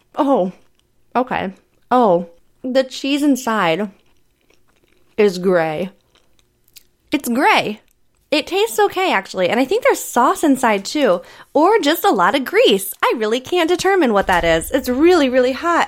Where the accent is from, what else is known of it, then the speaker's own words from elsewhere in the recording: Altoona, Iowa, United States; moved away; my hometown of Altoona